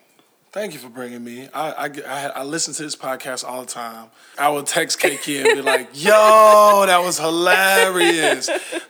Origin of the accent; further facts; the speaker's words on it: Houston, Texas, United States; moved away as an adult; also born or lived in Queens, New York; now in Atlanta, United States; I actually was born in Southside Jamaica, Queens. I was born in Queens, New York. And when I was about 5 years old, I moved to Houston, Texas. And Houston, Texas is my home. I love Houston, Texas.